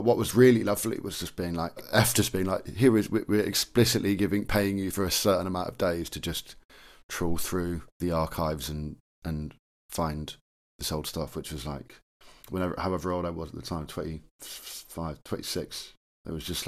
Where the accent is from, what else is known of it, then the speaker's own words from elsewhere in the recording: Cambridgeshire, East of England, United Kingdom; And so I grew up in Cambridgeshire.